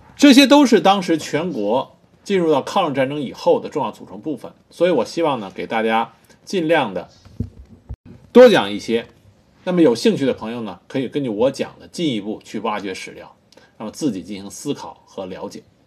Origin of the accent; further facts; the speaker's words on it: China; 作为中国人